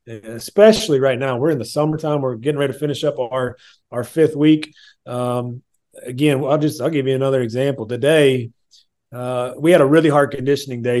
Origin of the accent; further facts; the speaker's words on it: Illinois, United States; moved away; I'm originally from Illinois